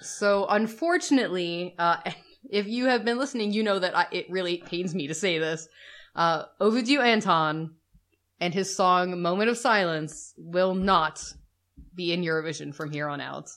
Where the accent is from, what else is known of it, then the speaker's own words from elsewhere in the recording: United States; We're the American couple